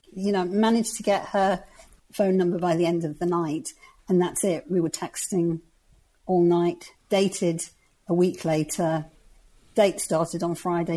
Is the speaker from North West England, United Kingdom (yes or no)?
yes; the Wirral, North West England, United Kingdom; I come from the northwest. I come from the Wirral, which is near Liverpool.